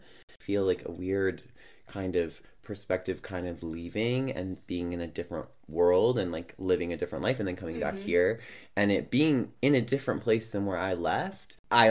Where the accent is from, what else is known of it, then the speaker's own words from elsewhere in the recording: New York, United States; now in Edmonton, Canada; But I'm like a New Yorker that lives in Edmonton.